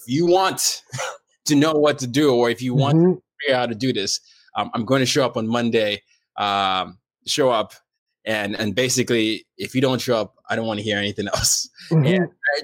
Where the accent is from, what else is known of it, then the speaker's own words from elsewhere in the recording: Nigeria; now in United States; I'm Nigerian